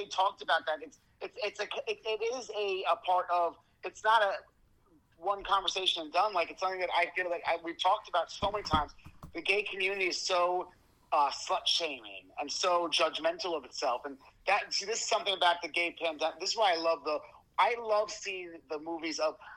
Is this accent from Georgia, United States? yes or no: no; Long Island, New York, United States; accent: Long Island; I'm from Long Island, people. That's why that accent always comes out.